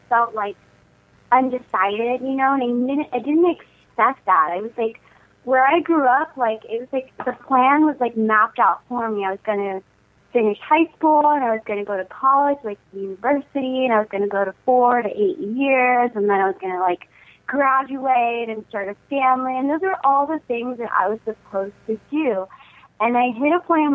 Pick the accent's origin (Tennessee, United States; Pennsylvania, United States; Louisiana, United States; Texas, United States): Texas, United States; San Antonio; now in Los Angeles, United States; I am originally from San Antonio, Texas, now living in L.A., which I love, California.